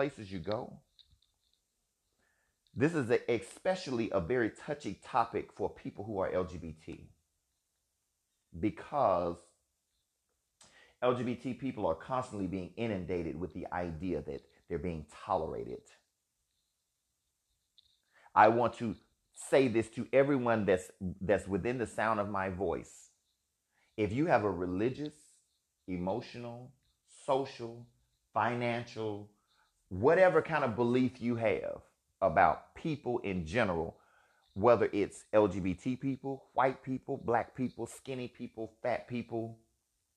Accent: Alabama, United States; Being a gay man, living and growing up in Alabama with a family who had no idea what they were looking

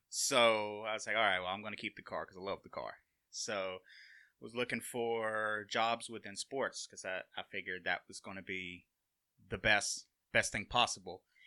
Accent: Sumiton, Alabama, United States; I'm originally from Summiton, Alabama

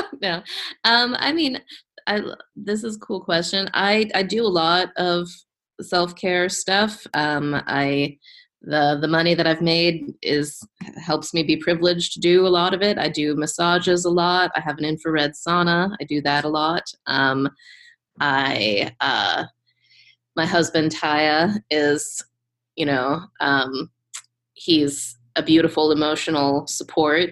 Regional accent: Pittsburgh, Pennsylvania, United States; my hometown of Pittsburgh

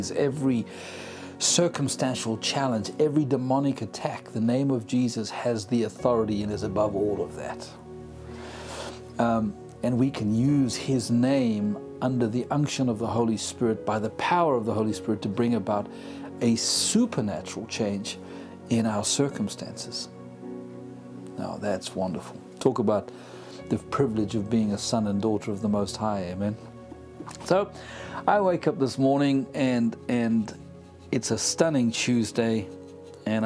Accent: South Africa; accent: South African; moved away; also born or lived in United Kingdom; born in South Africa, as you can tell from the accent. I'm an African by grit and blood.

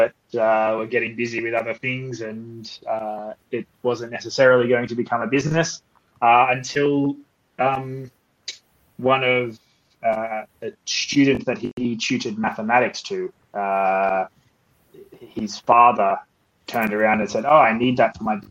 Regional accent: Port Macquarie, New South Wales, Australia; accent: Australian; moved away as an adult; also born or lived in Sydney / Toulouse; now in Paris, France; if you cannot tell from my accent, I am Australian. I was born in a town called Port Macquarie, nearly halfway between Sydney

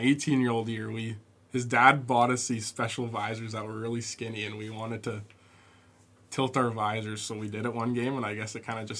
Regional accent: Calgary, Alberta, Canada; Watching the Stamps growing up, obviously, you want to play for them when you're older

